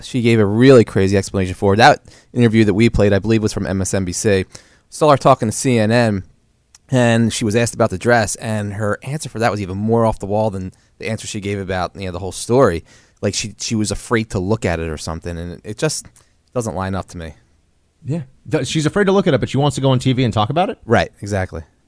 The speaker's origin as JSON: {"language": "English", "country": "United States", "said": "an American"}